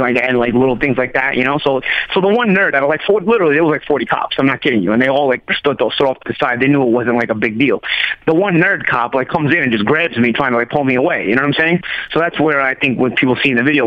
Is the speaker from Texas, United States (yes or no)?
no; New York City, New York, United States; I'm from Brooklyn, bro. I'm from Brooklyn, like when it was Brooklyn